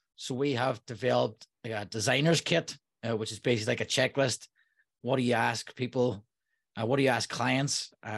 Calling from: Derry, Northern Ireland, United Kingdom; I'm calling from Derry, Northern Ireland.

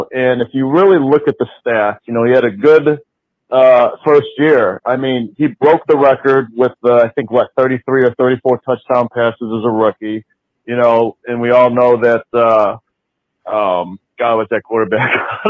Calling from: Cleveland, Ohio, United States; I'm actually calling from Cleveland, Ohio.

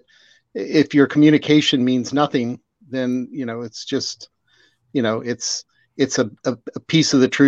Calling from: Virginia, United States; I'm calling from Central Virginia.

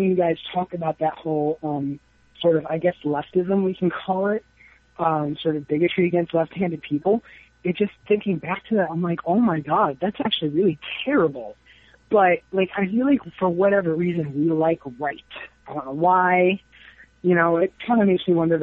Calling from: New York, United States; I'm calling from New York

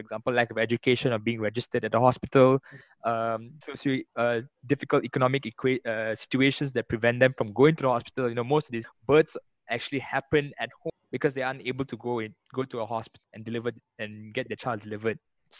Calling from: Malaysia

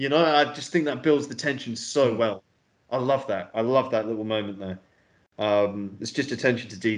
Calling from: Belgrade, Serbia; So I, I mean, I'm literally recording from Serbia, so uh, yeah, in Belgrade.

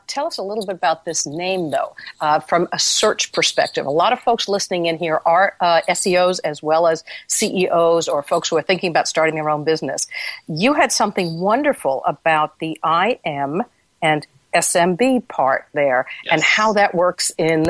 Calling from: London, United Kingdom; I'm calling you from London, England, where I'm sitting next to the Royal Air Force Base.

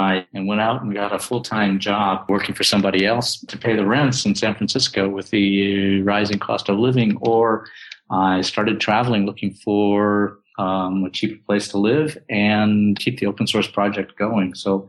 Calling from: Kuala Lumpur, Federal Territory of Kuala Lumpur, Malaysia; I'm checking in from Kuala Lumpur, Malaysia, and it's about midnight right now here in KL.

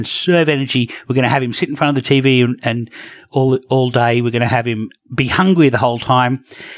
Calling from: Australia; And of course, I'm joining from Australia.

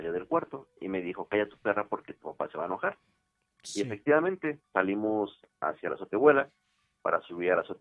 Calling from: Coacalco, State of Mexico, Mexico; De Coacalco, Estado de México.

